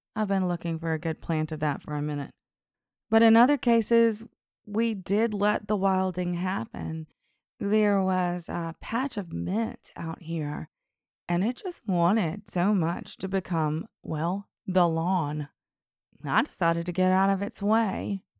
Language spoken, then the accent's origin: English; Alabama, United States; accent: Southern; I was from Alabama.